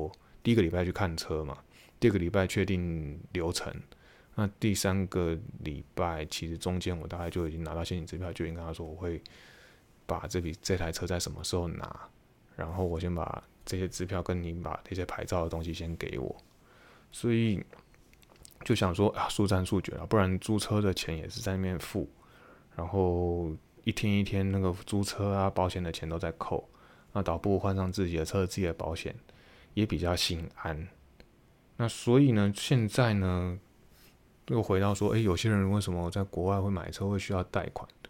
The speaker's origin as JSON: {"language": "Chinese", "country": "Taiwan", "said": "对于我们从台湾来的，就会觉得非常的不可思议"}